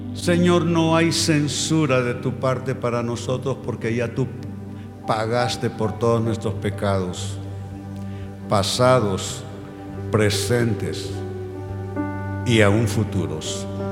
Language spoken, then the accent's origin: Spanish; Honduras; moved away; volver a Honduras me cuesta bastante